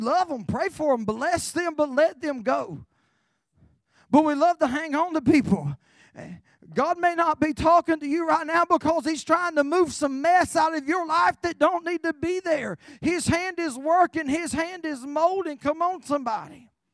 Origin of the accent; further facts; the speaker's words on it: Carolina, United States; I'm from Carolina